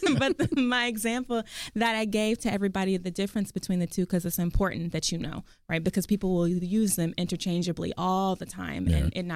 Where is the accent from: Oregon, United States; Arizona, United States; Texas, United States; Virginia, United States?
Texas, United States; Garland; also born or lived in Oklahoma City, Oklahoma; we moved down here when I was younger. And then I grew up in Garland, Texas. I went to Garland High School